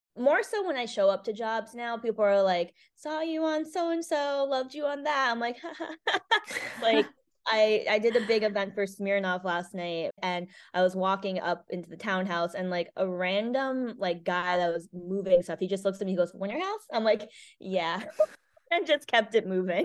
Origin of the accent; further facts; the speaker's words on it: Cheshire, Connecticut, United States; also born or lived in South Korea; I grew up in Connecticut, a small town called Cheshire